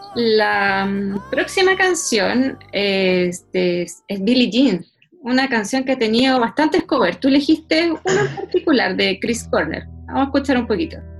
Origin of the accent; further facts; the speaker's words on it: Chile; volvemos a, Chile, volvemos a, nuestras raíces